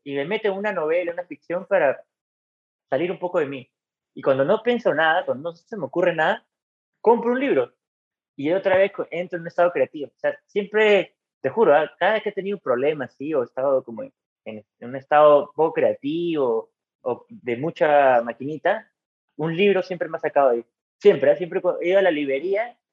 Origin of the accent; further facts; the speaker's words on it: San Miguel, Lima, Peru; also born or lived in La Paz (district/area); Yo crecí en San Miguel. Viví ahí hasta los 22, 23 años